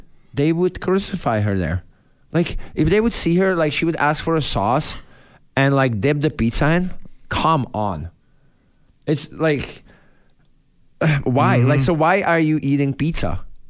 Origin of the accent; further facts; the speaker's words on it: Czechia; English is a second language; moved away as an adult; now in United States; I came from Europe. There was never buffalo sauce in Czech, right? So I come over, we went to the pub, like I was 19